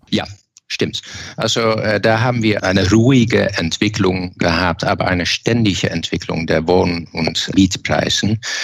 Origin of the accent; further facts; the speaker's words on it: eastern Netherlands, Netherlands; German is a second language; now in Germany; Ich komme aus dem Osten und das Osten ist selbstverständlich sehr nahe zur Grenze